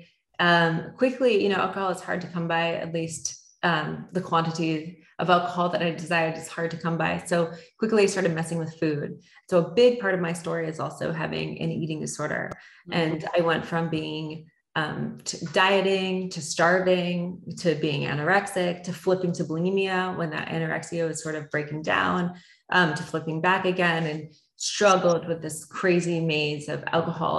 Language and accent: English; Florida, United States; also born or lived in Canada; we are from Canada originally, but grew up in Florida for grade school and above